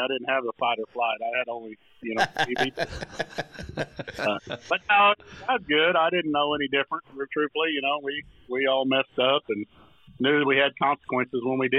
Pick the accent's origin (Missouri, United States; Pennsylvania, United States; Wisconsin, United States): Missouri, United States; Piedmont; now in Stillwater, Oklahoma, United States; I grew up in a little town called Piedmont, Missouri. Right south of Papa Bluff, probably population about 3,000, something like that.